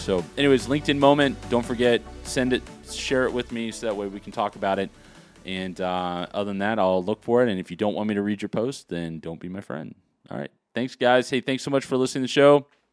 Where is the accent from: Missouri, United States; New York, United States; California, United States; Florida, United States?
California, United States; Los Angeles; I was really born and raised in Los Angeles, California, well, actually Hollywood, California